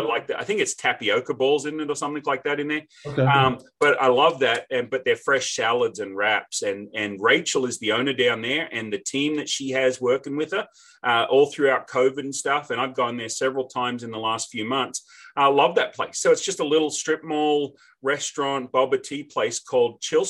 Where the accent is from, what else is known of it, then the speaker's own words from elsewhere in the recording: Australia; also born or lived in Wichita, Kansas; now in Nashville, United States; I'm an Aussie.